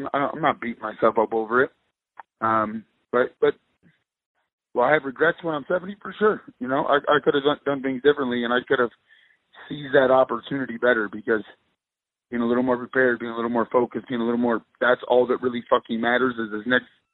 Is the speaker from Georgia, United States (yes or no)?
no; Texas, United States; my home state